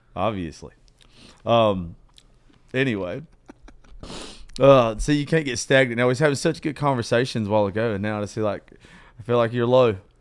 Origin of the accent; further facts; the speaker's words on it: Georgia, United States; I'm dyslexic from Georgia